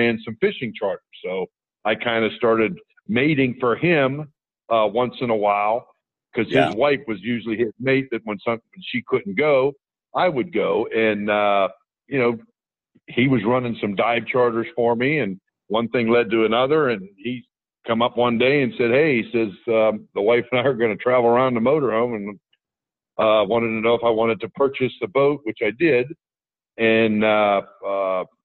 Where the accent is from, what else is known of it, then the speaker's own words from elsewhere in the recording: Indiana, Pennsylvania, United States; moved away; I grew up in Western Pennsylvania